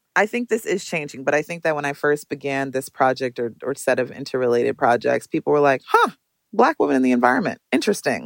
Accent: Minneapolis, Minnesota, United States; I grew up in Minneapolis, Minnesota

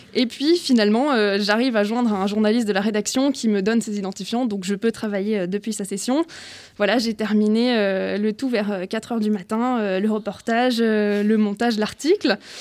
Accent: Brittany, France; je viens de Bretagne

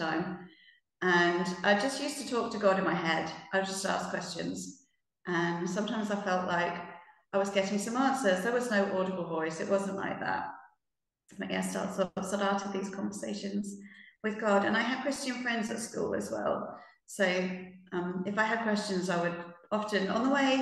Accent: United Kingdom; also born or lived in Norway; I come from the UK.

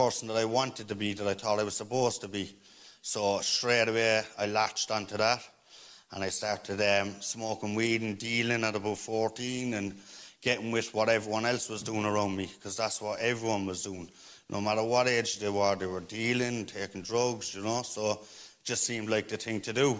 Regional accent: Cork, Munster, Ireland; I'm from Greenmount. I'm from Cork City. I grew up around a lot of violence

